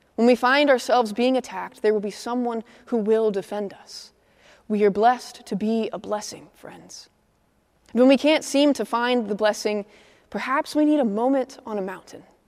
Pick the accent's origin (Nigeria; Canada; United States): United States; Midwest; now in Atlanta, United States; I'm a Midwesterner